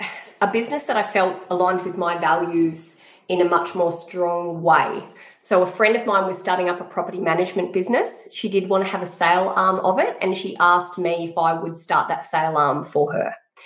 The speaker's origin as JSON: {"language": "English", "region": "New South Wales", "country": "Australia", "moved": "yes", "lives_now": "Queensland, Australia", "said": "I moved to Queensland in 2000. And I came from the Hawkesbury District, which is a peri-urban area, really rural and lovely. And I hit Brisbane."}